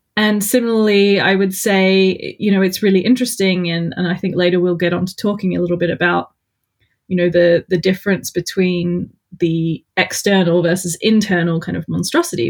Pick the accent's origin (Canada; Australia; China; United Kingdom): Australia; I'm Australian, so the accent's even worse